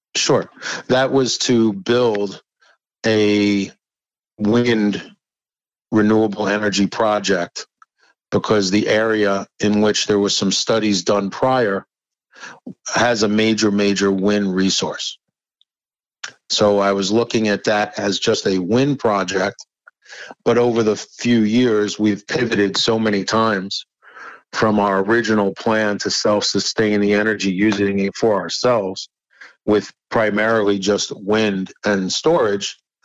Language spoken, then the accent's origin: English; New York City, New York, United States; moved away; I'm from originally from New York. Yes, born in the Bronx, which uh, actually in Riverdale, the Bronx